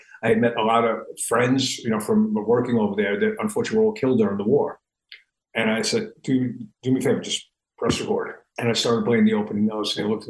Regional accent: New York City, New York, United States; We grew up in the New York City area.

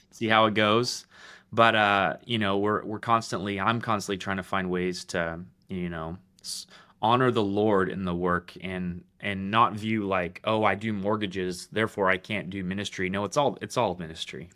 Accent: Roseville, California, United States; moved away as an adult; now in Middle Tennessee, United States; I'm from Roseville, California

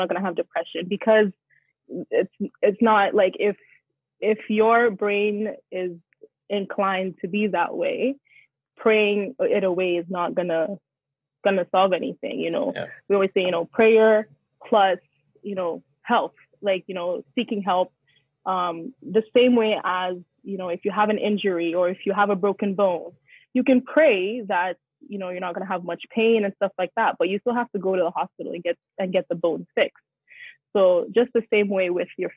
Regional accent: Nigeria; I'm Nigerian, I'm African

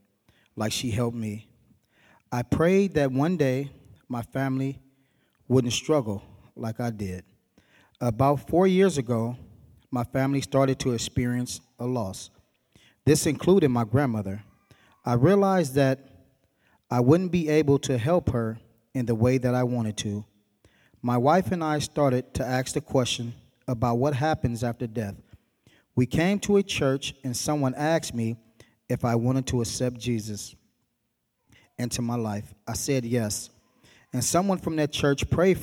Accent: Berkeley, California, United States; I grew up in Berkeley

